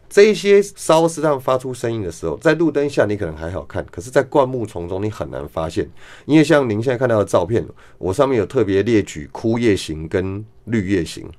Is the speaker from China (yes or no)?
no; Taipei, Taiwan; 小时候在台北市